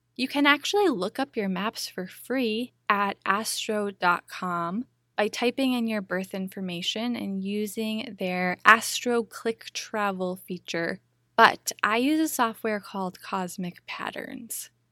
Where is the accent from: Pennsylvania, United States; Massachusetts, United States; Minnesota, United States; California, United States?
Minnesota, United States; Minneapolis; moved away as an adult; also born or lived in Big Island, Hawaii; my hometown of Minneapolis, Minnesota